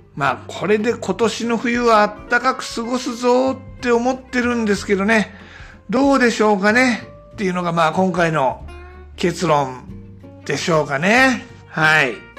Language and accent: Japanese; Tama area, Tokyo, Japan; also born or lived in Yatsugatake southern foot; now in Yatsugatake, Japan; 地元の多摩地区で戻ってたんですね。で多摩地区も東京の中では寒いとこなんですが